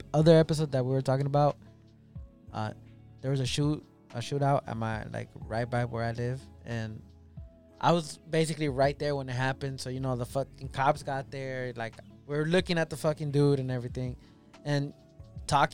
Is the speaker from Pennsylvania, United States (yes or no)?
no; Los Angeles, California, United States; I grew up in South Central.